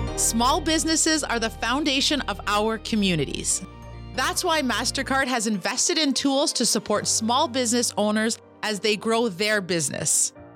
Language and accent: English; Kitigan Zibi, Quebec, Canada; I'm an entrepreneur from Kitigan, Zibi, and Anishinaabe